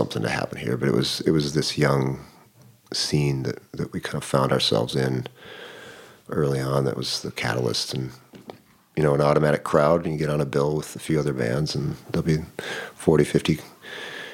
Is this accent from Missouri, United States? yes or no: no; near Bemidji, northern Minnesota, United States; moved away as an adult; also born or lived in Utah; now in Duluth, United States; We grew up near, well, northern Minnesota, near Bemidji, up towards Red Lake Indian Reservation